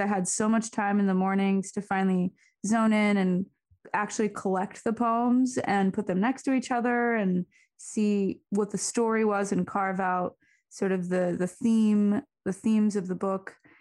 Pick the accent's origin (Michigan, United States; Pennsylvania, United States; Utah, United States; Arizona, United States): Arizona, United States; moved away; also born or lived in Seattle; growing up in Arizona